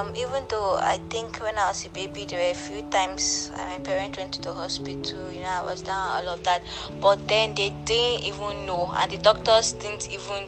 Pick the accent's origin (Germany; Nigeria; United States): Nigeria; I'm a Nigerian. I reside in Abuja.